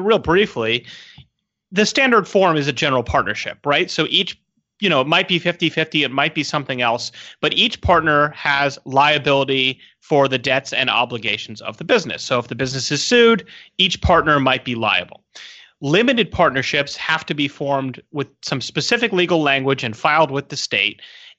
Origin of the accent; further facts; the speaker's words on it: San Diego, California, United States; And, you know, I'm from San Diego, so yummy.